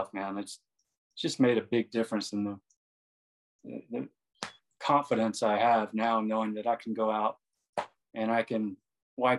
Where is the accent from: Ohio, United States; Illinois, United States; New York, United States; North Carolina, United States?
North Carolina, United States; Wilmington; now in Maui, United States; growing up in North Carolina and Wilmington